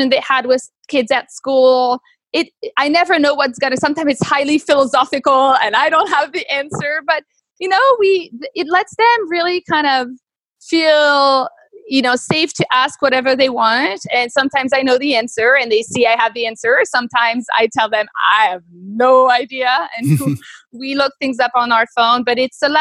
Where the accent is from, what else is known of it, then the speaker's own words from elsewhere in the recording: Normandy, France; moved away as an adult; now in United States; I grew up in Normandy, really close to this place called Mont-Saint-Michel.